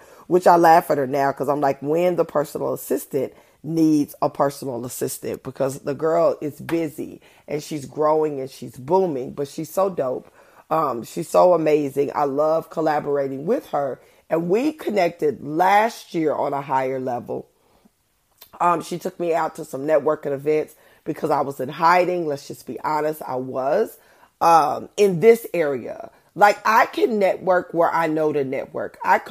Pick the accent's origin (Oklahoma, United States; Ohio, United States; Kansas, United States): Oklahoma, United States; Oklahoma City; I am speaking on my home court. I am from Oklahoma City, Oklahoma.